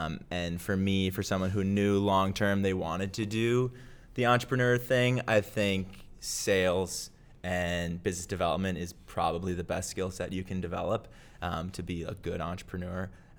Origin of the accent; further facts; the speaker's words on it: Minneapolis, Minnesota, United States; So I am originally from Minneapolis, Minnesota. Okay. So grew up there and then went to school at the University of Wisconsin